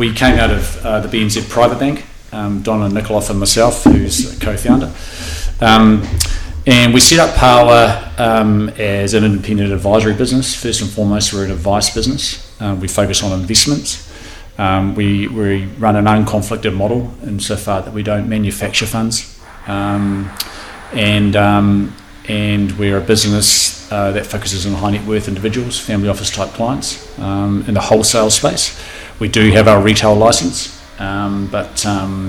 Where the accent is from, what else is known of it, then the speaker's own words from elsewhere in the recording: Auckland, New Zealand; also born or lived in Christchurch, New Zealand / London, United Kingdom; I was born in Christchurch, but my parents came to Auckland when I was all of 2 years old